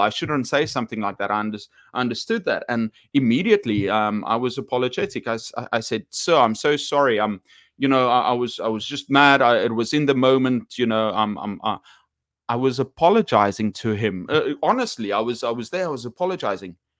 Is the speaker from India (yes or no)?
no; South Africa; I'm from South Africa